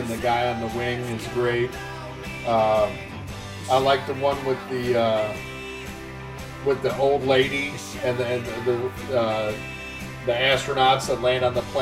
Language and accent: English; Chicago, Illinois, United States; where I grew up in Chicago